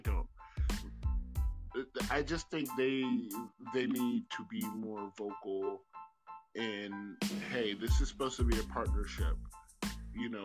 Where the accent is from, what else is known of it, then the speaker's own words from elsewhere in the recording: United States; I'm saying this as an American